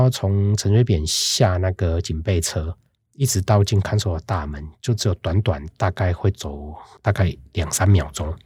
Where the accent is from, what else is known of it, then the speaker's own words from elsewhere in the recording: Tainan, Taiwan; 我是台南人